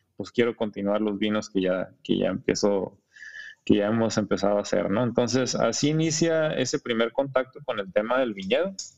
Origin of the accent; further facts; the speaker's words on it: Ensenada, Baja California, Mexico; also born or lived in Monterrey; soy de Ensenada